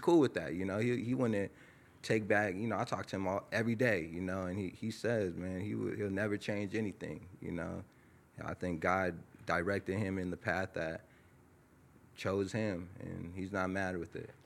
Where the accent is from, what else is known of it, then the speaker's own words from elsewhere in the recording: Tehachapi, California, United States; also born or lived in Lancaster, California; I was born in Lancaster, California. I grew up in a small town called Tehachapi, California